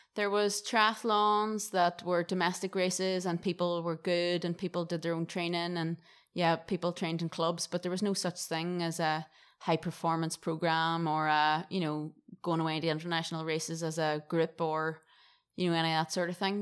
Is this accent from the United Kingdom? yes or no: yes; Derry, Northern Ireland, United Kingdom; accent: Irish; moved away as an adult; now in Gold Coast, Australia; my hometown in Derry